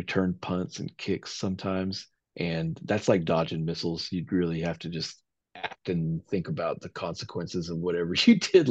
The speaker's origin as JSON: {"language": "English", "town": "Tahlequah", "region": "Oklahoma", "country": "United States", "tie": "born or raised there", "said": "I was born in Tahlequah, Oklahoma"}